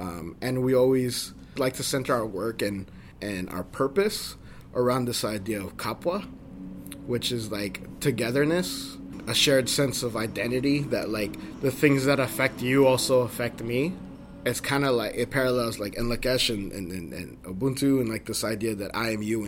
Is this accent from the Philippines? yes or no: yes; Philippines; I love that about being Filipino.